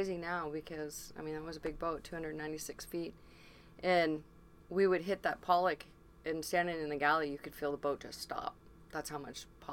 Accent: Seattle, Washington, United States; I was raised in Seattle. I was actually born just right around the corner at Ballard Hospital. So I've lived here all my life

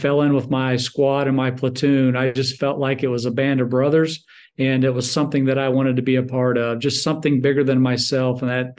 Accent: Munich, Bavaria, Germany; born there; also born or lived in Salem, Indiana, United States; So for my first 15 years, I followed him around throughout the world. I was actually born in Munich, Germany.

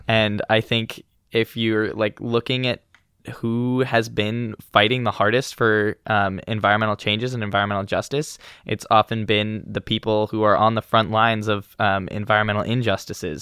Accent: Eugene, Oregon, United States; moved away as an adult; also born or lived in Walla Walla, Washington; I grew up in Eugene, Oregon, but I've spent the past four years up in college in Walla Walla, Washington.

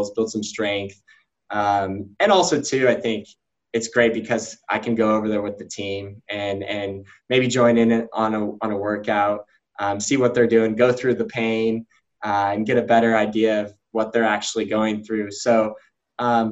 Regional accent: Denver, Colorado, United States; also born or lived in Louisville, Kentucky; now in South Bend, United States; We're originally from Denver

